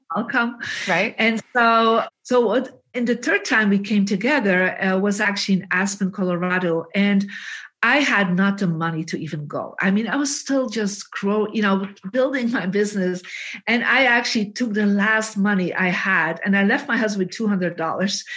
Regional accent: Bruges, Flanders, Belgium; we are both from Bruges

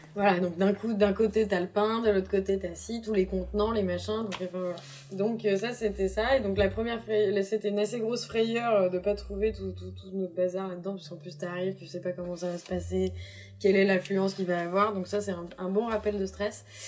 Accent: Brittany, France; je suis bretonne

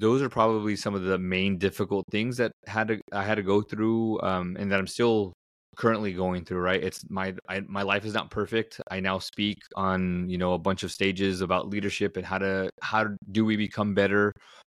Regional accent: Southern California, United States; I grew up in Southern California, and growing up, we didn't have a whole lot

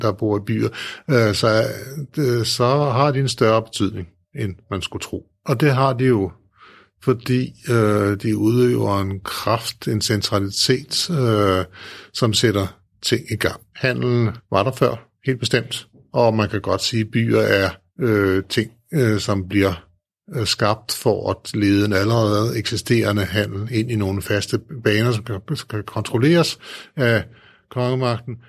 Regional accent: Store Heddinge, Zealand, Denmark; min hjemby, mm. Storhedinge

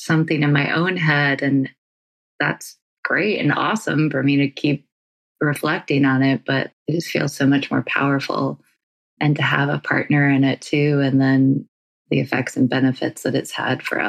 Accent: North Carolina, United States; now in California, United States; I live in California, if you don't know that already, and I'm from North Carolina

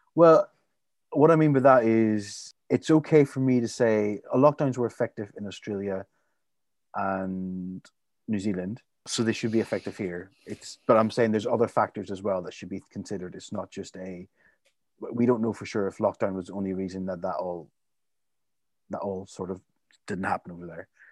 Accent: Limavady, Northern Ireland, United Kingdom; my hometown, Lymavady

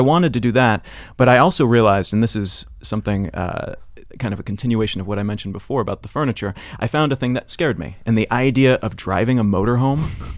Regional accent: Columbia, Missouri, United States; moved away; I grew up in Columbia, Missouri

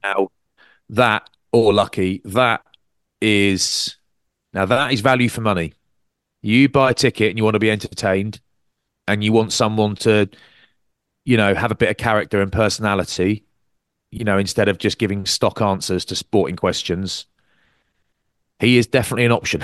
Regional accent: Maidstone, South East England, United Kingdom; Growing up in Maidstone, that was, that's, that's the background I'm from

